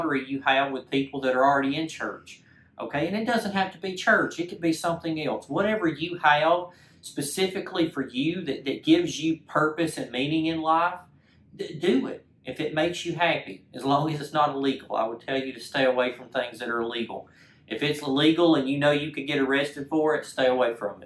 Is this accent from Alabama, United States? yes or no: yes; Clanton, Alabama, United States; I'm originally from Clanton, Alabama, okay, small town in the middle of Alabama